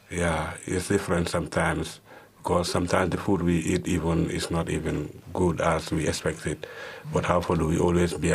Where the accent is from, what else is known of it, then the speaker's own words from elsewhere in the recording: Gambia; moved away as an adult; now in Germany; from Gambia.